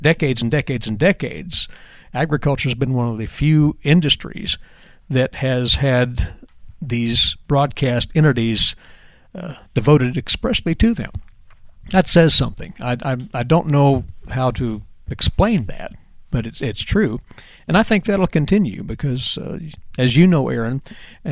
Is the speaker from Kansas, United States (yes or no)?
yes; Winfield, Kansas, United States; now in Manhattan, Kansas, United States; from my hometown of Winfield